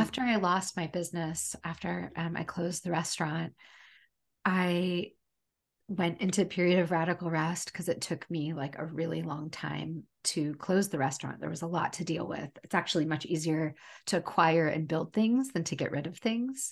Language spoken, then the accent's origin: English; United States; also born or lived in Portland, Oregon; I was born later, I was born here in the United States. Um, I was the firstborn in America